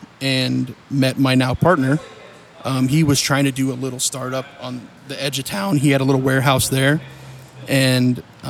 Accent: Montana, United States; now in Lebanon, Ohio, United States; I grew up in Montana from there originally.

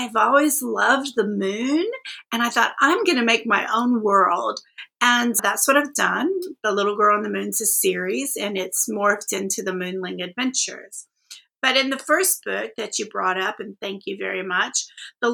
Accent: Austin, Texas, United States; also born or lived in Tulsa, Oklahoma; I'm from Austin, but I was born in Tulsa, Oklahoma. And my parents, we moved here when I was about 18 months

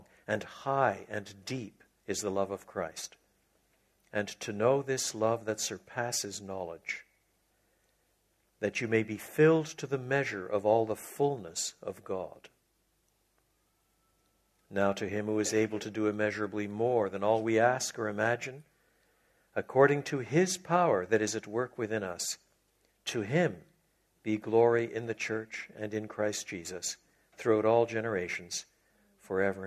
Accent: Quebec, Canada; I was brought up in French Canada, so it was a bilingual home. We learned to pray in English and French

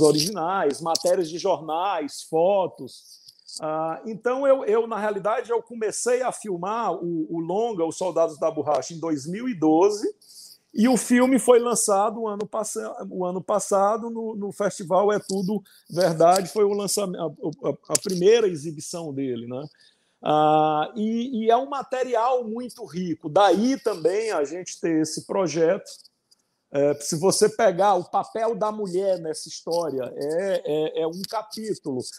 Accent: Ceará, Brazil; eu sou cearense

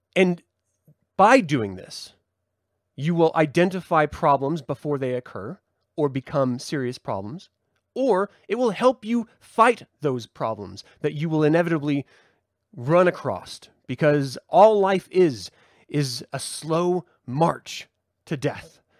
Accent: United States; as an American

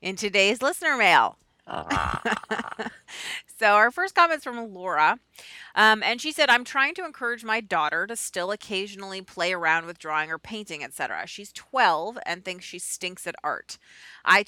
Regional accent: Boston, Massachusetts, United States; moved away as an adult; also born or lived in New York; I'm a Boston kid. I grew up in Boston, despite the 17 years or so I spent in New York in the middle.

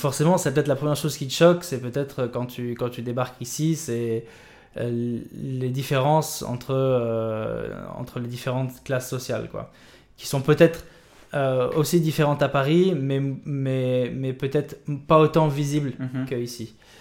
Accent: Dakar, Senegal; also born or lived in Réunion / Morocco / France; ce pays, le Sénégal, m'a vu grandir

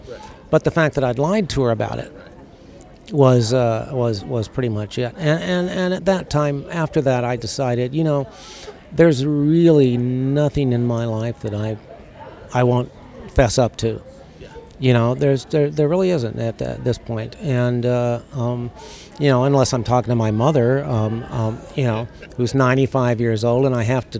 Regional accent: United States; moved away as an adult; also born or lived in Saudi Arabia / Chicago; we grew up in America

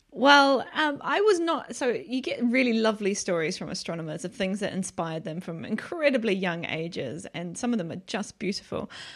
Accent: New Zealand; moved away as an adult; now in United Kingdom; I'm from New Zealand, so I was obviously in New Zealand

